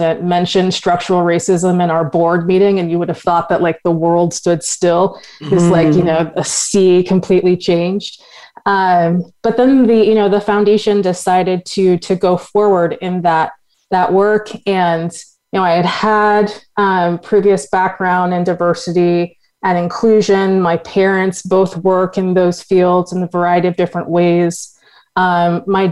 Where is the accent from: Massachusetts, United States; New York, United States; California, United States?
Massachusetts, United States; Boston; I grew up in Boston, Massachusetts, which is a very white city